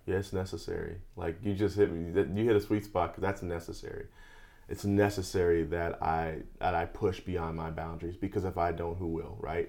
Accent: Chicago, Illinois, United States; now in Los Angeles, United States; I grew up in Chicago

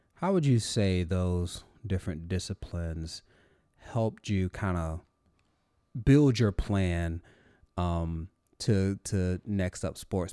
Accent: North Carolina, United States; moved away; I'm actually originally from North Carolina, nowhere near Fort Bragg

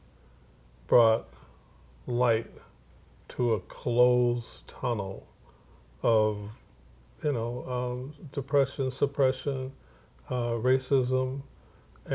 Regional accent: Evanston, Illinois, United States; I'm from Chicago in Evanston, Illinois

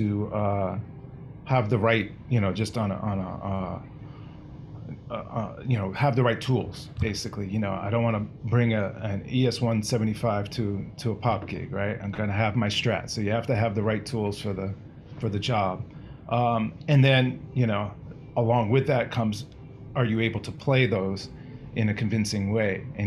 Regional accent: Boston, Massachusetts, United States; I grew up in the Boston area

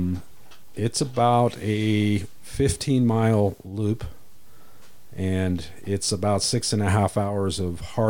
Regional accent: Central California, United States; I was raised in Central California

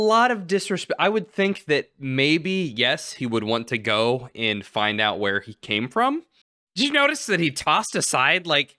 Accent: Alaska, United States; growing up in Alaska.

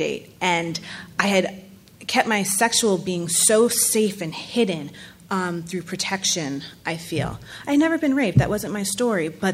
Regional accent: New York City, New York, United States; I am from New York City

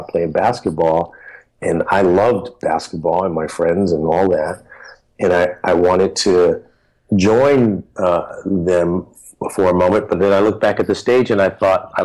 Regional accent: San Francisco, California, United States; I grew up in the Fillmore District of San Francisco

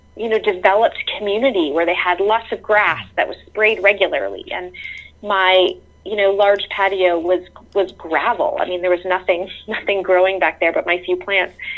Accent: near Toronto, Ontario, Canada; also born or lived in rural North Carolina; now in North Carolina, United States; I grew up near Toronto, Canada, um, in a suburb where all the houses looked the same

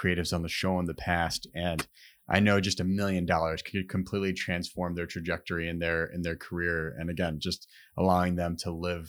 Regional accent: Chicago, Illinois, United States; Not too far from Humble Park, born and raised in Humble Park

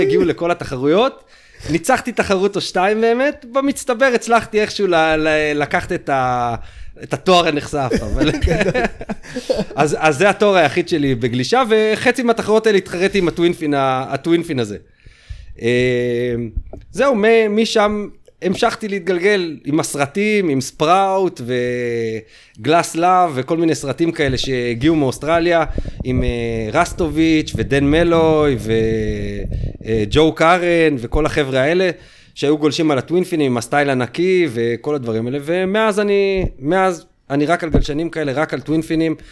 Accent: Ramat HaSharon, Tel Aviv District, Israel; אנחנו בתור הילדים מרמת השרון, היינו מבית ספר, בחטיבה

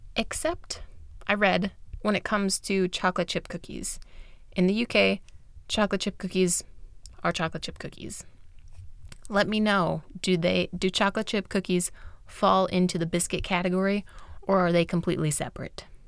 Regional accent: United States; I'm American

